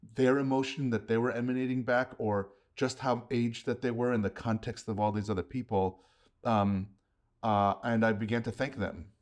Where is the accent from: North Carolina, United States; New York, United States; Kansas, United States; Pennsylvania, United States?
New York, United States; New York City; I grew up in New York, too